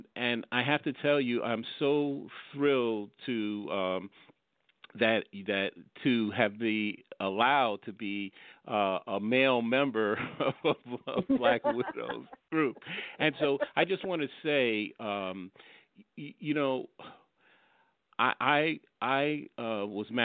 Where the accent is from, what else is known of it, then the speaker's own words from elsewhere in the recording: New York, United States; also born or lived in Fort Lauderdale, Florida; at that time we were living in South Florida, in the Fort Lauderdale area, and so, we're from New York, so we came up to New York